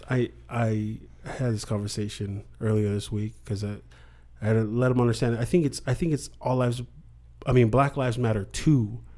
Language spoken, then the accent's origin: English; Alaska, United States; moved away; I grew up in Alaska